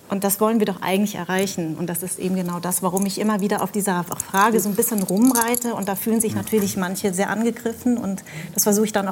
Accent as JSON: {"language": "German", "town": "Darmstadt", "region": "Hesse", "country": "Germany", "tie": "born there", "said": "Du, du gehörst nicht zu uns und ich bin aber in Darmstadt geboren"}